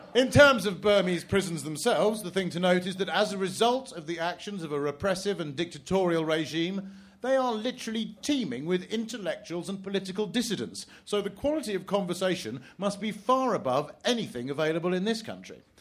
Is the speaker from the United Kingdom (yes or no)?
yes; England, United Kingdom; as an Englishman